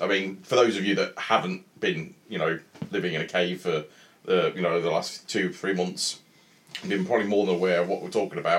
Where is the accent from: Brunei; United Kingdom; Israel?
United Kingdom; Midlands; But we're all from the Midlands